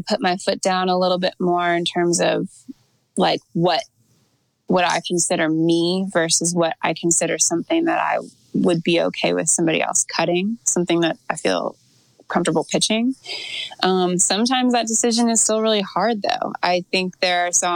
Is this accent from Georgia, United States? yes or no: yes; Atlanta, Georgia, United States; now in Nashville, United States; I grew up in Atlanta